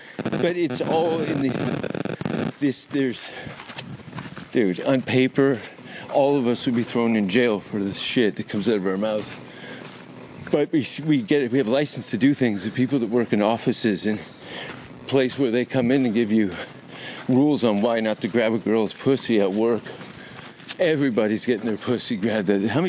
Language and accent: English; Hamilton, Ontario, Canada; Hamilton, Ontario.